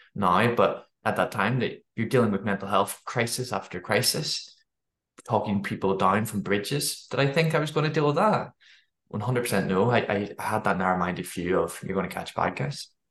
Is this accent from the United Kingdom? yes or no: yes; Belfast, Northern Ireland, United Kingdom; moved away as an adult; also born or lived in Dundee, Scotland; I grew up in Northern Ireland